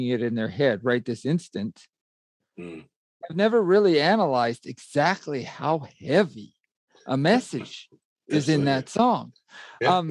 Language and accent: English; Alberta, Canada; I grew up in Alberta in the 70s and 80s, Western Canada